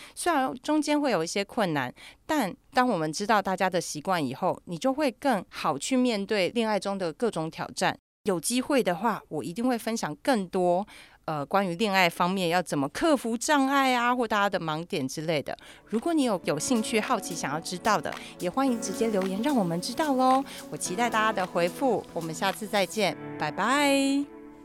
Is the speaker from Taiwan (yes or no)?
yes; Taiwan; 我觉得这个可能是我们台湾人比较缺的